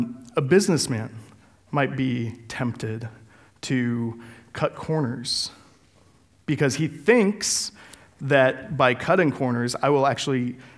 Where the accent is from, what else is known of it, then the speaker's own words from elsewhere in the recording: Denver, Colorado, United States; moved away; I'm from Colorado and the great city of Denver